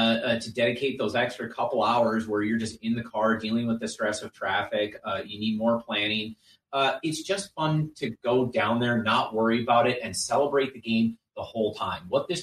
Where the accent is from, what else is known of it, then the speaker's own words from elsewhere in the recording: Wisconsin, United States; let's be real, we're from Wisconsin.